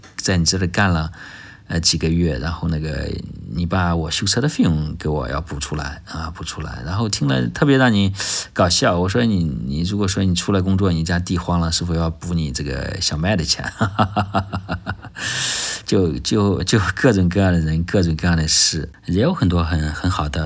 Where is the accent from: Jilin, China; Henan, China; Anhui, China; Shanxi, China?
Henan, China; now in Shenzhen, China; 我老家是河南的，啊，从小在老家长大，你像吃胡辣汤，啊，吃烩面